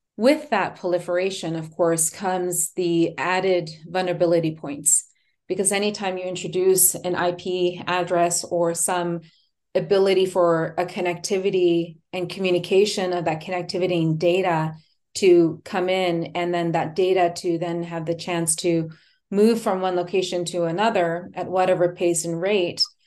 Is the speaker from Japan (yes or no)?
yes; Japan; now in Texas, United States; I'm, um, born and raised in Japan.